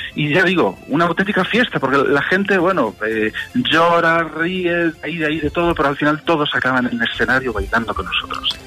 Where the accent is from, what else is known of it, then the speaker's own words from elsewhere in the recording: Galicia, Spain; yo nací en Galicia